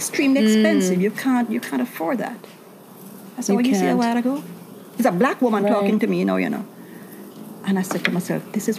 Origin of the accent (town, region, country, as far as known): Jamaica; moved away